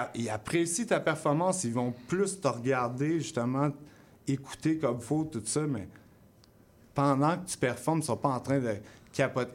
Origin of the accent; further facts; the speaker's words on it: South Shore, Quebec, Canada; also born or lived in Montreal / Longueuil; j'étais du South Shore. Dans le fond, je me tenais avec comme plein de DJ, puis des chanteurs, tout ça. Quand j'étais jeune